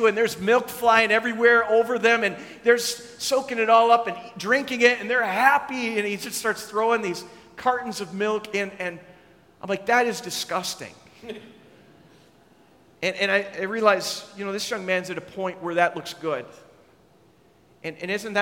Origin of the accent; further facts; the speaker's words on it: Minnesota, United States; I grew up in Minnesota